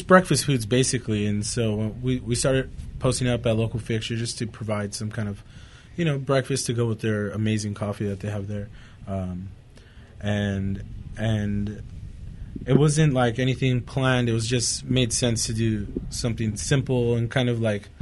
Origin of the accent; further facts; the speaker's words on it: Santa Fe Springs, California, United States; now in Whittier, United States; I'm from Santa Fe Springs, so we used to hang out here in Uptown all the time.